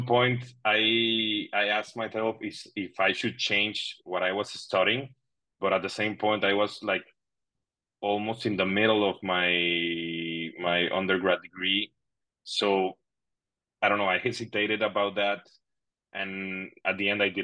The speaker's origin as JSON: {"language": "English", "town": "Monterrey", "region": "Nuevo León", "country": "Mexico", "tie": "born or raised there", "second_language": "English", "moved": "as an adult", "lives_now": "Madrid, Spain", "said": "Monterrey, my hometown."}